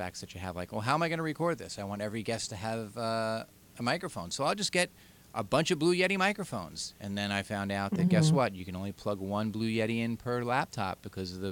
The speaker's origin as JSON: {"language": "English", "area": "Long Island", "region": "New York", "country": "United States", "accent": "Long Island", "said": "my Long Island nice accent"}